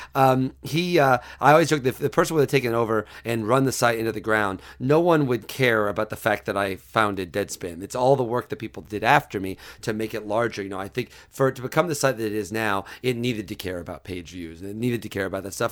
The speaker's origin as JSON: {"language": "English", "town": "Mattoon", "region": "Illinois", "country": "United States", "tie": "born or raised there", "moved": "yes", "said": "I'm from Mattoon, Illinois, about an hour south of Champaign"}